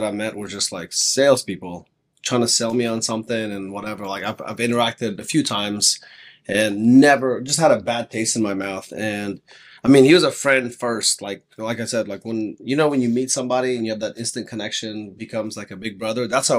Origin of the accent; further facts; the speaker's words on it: Texas, United States; So although we're both from Texas, we ended up getting connected through the Tesla world.